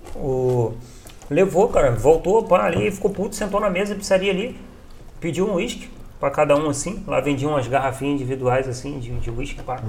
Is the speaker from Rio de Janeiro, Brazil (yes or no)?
yes; Teresópolis, Rio de Janeiro, Brazil; eu sou de Teresópolis